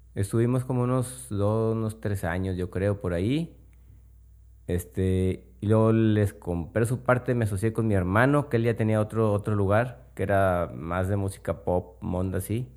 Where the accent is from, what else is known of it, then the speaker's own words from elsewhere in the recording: Monterrey, Nuevo León, Mexico; Yo soy de Monterrey